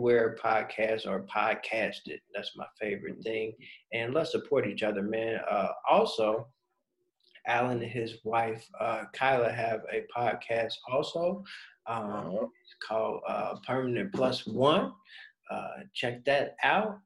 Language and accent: English; Midwest, United States; I'm not from Chicago, but I'm from the Midwest